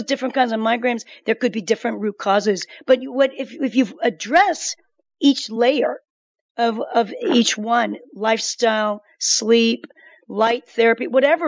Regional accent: South Korea; moved away; I'm from Korea.

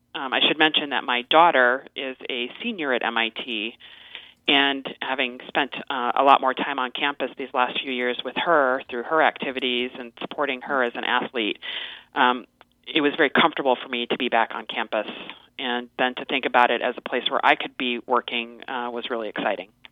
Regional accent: Las Vegas, Nevada, United States; moved away as an adult; also born or lived in Cambridge, Massachusetts; I um, am originally from Las Vegas, Nevada

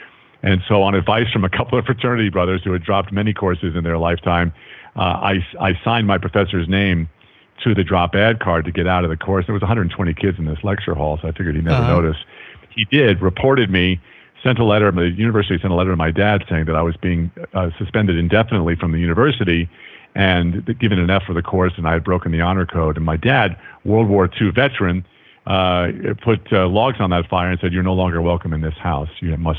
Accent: New York, United States; accent: Long Island; because I grew up on Long Island, and I can't even do a Long Island accent anymore because, well, it's like, you know, what are you doing?

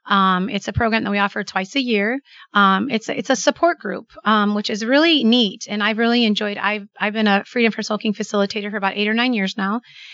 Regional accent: Manteno, Illinois, United States; Where I'm from Manteno. So the area. I've lived there my whole life and still live there.

